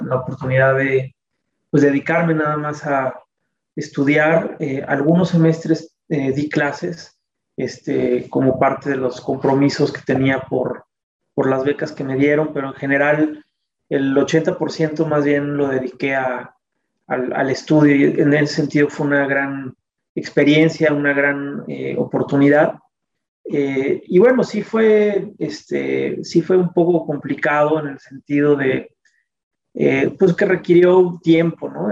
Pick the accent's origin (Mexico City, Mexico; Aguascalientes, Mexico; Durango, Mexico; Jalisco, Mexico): Mexico City, Mexico; nací en la Ciudad de México